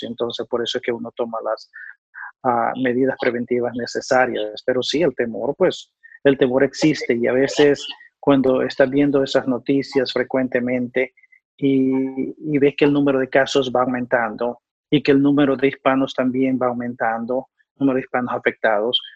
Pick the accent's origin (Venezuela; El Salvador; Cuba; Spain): El Salvador; moved away as an adult; also born or lived in New York; now in North Carolina, United States; soy nativo de El Salvador